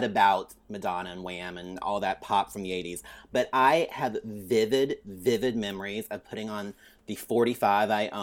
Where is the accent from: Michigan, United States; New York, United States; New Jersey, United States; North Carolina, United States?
North Carolina, United States; growing up where I did in North Carolina